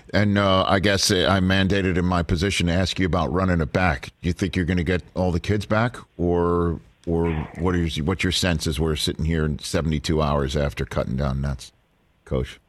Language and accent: English; New York City, New York, United States; I'm from Staten Island